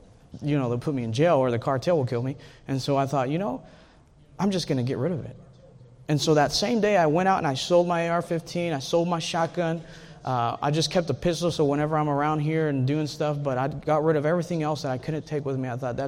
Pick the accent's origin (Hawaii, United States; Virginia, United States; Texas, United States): Texas, United States; I know you guys are Texans. I hope most of you guys are Texans. I'm a Texan.